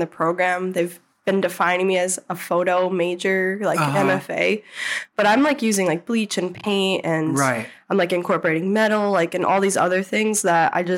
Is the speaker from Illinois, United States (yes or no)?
no; Albany, New York, United States; also born or lived in New Hampshire; I was back in Albany. I moved home from New Hampshire